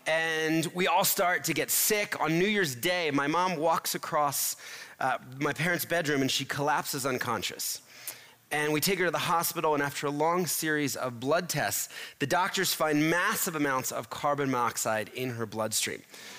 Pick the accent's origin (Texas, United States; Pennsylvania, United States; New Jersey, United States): Pennsylvania, United States; Philadelphia; born there; I was born in Philadelphia in a middle-class family.